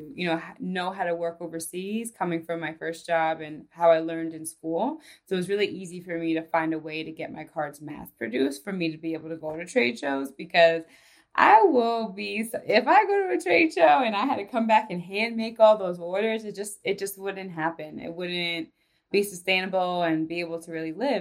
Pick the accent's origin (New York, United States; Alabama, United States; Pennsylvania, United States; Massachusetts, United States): New York, United States; moved away as an adult; now in Denver, United States; I'm from New York